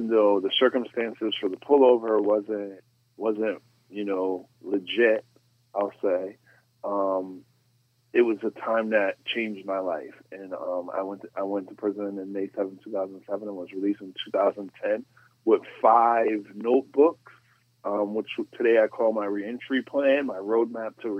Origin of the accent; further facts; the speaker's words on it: Stamford, Connecticut, United States; I grew up in Stanford on the west side, and, you know, the west side of Stanford